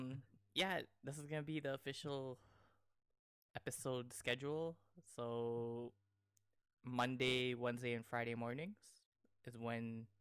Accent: Canada; also born or lived in Toronto; I'm Canadian.

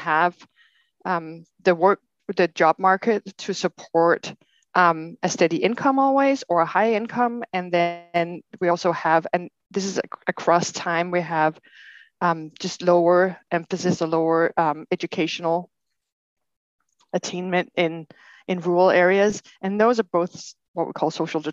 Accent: Denmark; moved away as an adult; now in Portland, United States; I grew up in Denmark, and I have a degree as a chiropractor from Denmark

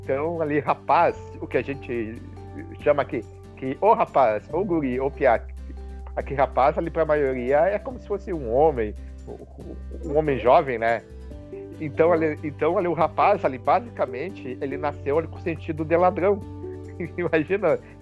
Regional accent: Rio Grande do Sul, Brazil; nós gaúchos aqui nós temos uma, um, uma palavra mais um palavrado mais pobre

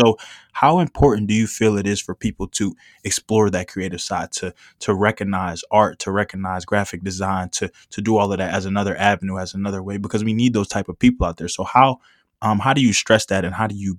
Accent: Philadelphia, Pennsylvania, United States; I preach that I'm especially coming from Philadelphia and really just seeing how everything goes.

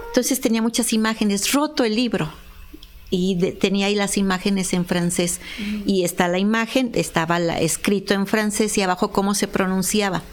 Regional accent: Apizaco, Tlaxcala, Mexico; born or raised there; also born or lived in Puebla

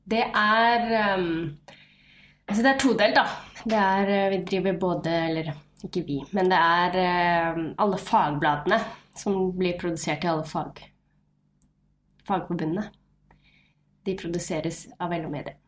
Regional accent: Nesodden, Akershus, Norway; also born or lived in Fredrikstad; Født, eller jeg er født i Fredrikstad, oppvokst på Nesodden rett utenfor Oslo

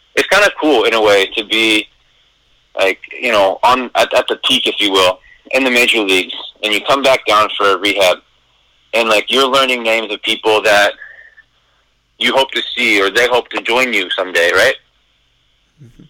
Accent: Eastern Oregon, United States; also born or lived in Redlands, California; my baseball card says California, but I grew up in Oregon

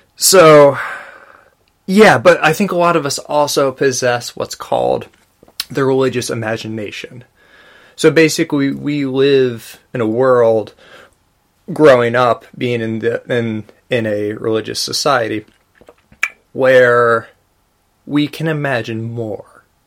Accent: United States; I'm an American Buddhist

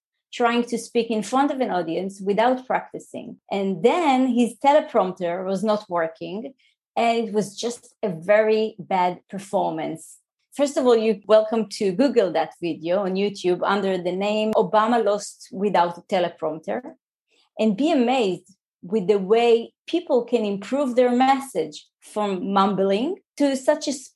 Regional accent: Israel; English is a second language; moved away as an adult; also born or lived in New Jersey; I'm an Israeli.

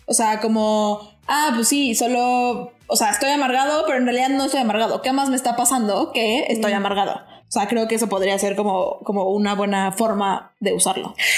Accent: Mexico; nosotros como mexicanos

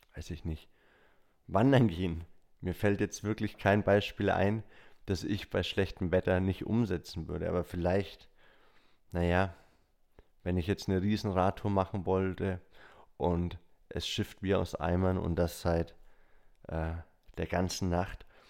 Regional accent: Bavaria, Germany; bei uns in Bayern

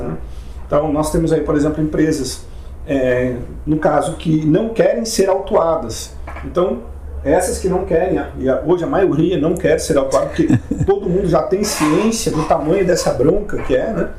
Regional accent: Rio Grande do Sul, Brazil; eu sou gaúcho

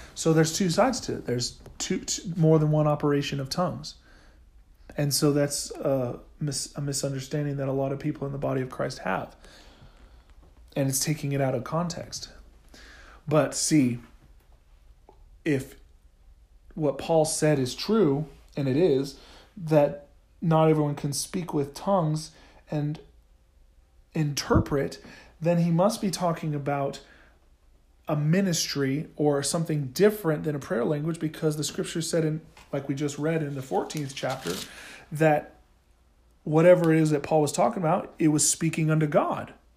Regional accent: Oklahoma, United States; I'm from Oklahoma

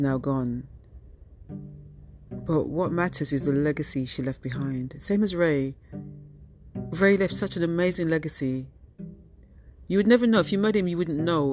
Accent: United Kingdom; I'm of Jamaican heritage, but I was born and raised in the UK.

